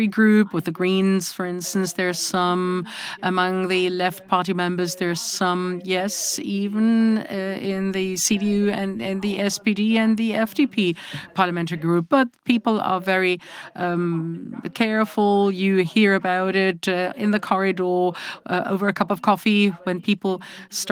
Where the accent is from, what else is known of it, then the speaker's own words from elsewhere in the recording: Eschwege, Hesse, Germany; I live in Eschwege, was born there and grew up there